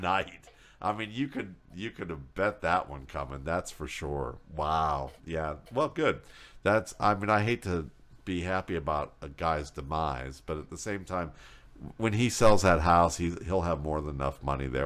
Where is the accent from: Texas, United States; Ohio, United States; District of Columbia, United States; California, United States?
Ohio, United States; Cleveland; I'm from Cleveland